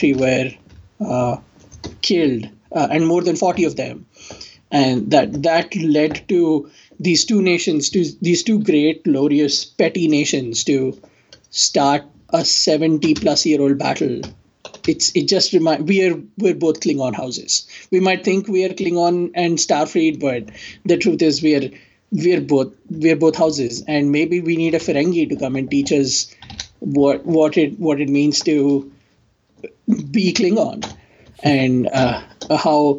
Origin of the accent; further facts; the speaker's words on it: India; now in United States; as an Indian